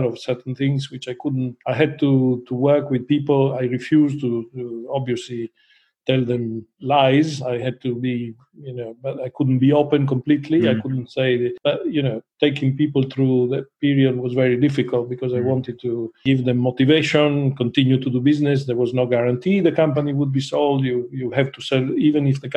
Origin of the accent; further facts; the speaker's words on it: Trieste, Friuli-Venezia Giulia, Italy; moved away; also born or lived in Guernsey; I was born in Trieste